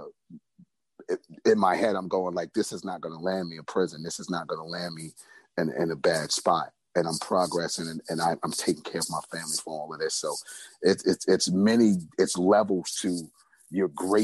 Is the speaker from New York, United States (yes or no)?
yes; New York City, New York, United States; I grew up in Brownsville, Brooklyn